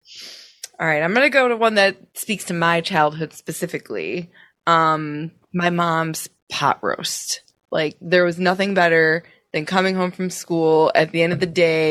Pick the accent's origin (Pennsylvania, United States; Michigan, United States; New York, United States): New York, United States; Buffalo; I'm from Buffalo.